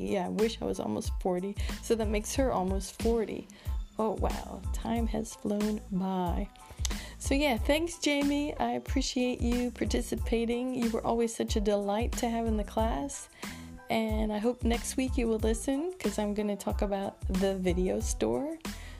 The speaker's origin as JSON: {"language": "English", "region": "Virginia", "country": "United States", "tie": "born or raised there", "also_born_or_lived": "Texas", "said": "I had just finished grad school in Texas and moved back to my home state of Virginia."}